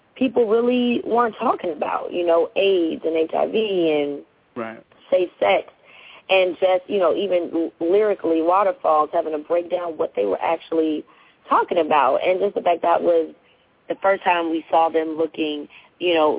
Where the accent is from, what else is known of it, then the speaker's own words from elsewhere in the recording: Chicago, Illinois, United States; moved away; I'm from Chicago, so obviously, you know, I'm really dedicated to my city